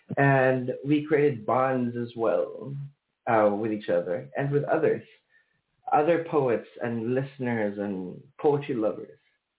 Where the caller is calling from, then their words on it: Manila, Metro Manila, Philippines; I am calling across the ocean. I'm calling from Manila, Philippines, or in English, the Philippines.